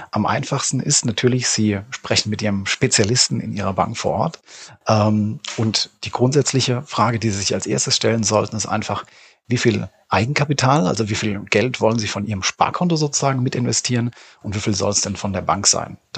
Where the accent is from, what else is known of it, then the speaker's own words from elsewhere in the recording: Rhineland-Palatinate, Germany; ich sag mal, ich selbst bin, bin Pfälzer entsprechend dann irgendwo in Berlin oder in München sich vielleicht äh, zu betätigen